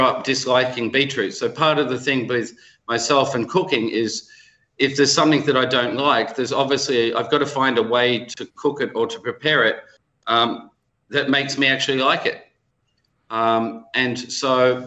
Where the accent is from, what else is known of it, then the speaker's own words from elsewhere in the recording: Melbourne, Victoria, Australia; I'm from Melbourne, but I have a Swiss background, a Yugoslav background